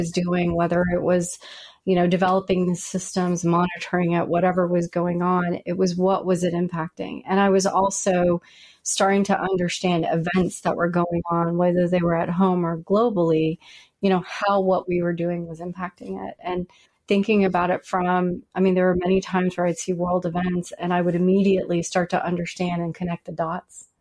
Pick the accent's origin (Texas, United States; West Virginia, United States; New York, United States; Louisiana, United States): Louisiana, United States; moved away; also born or lived in Virginia; I'm from Louisiana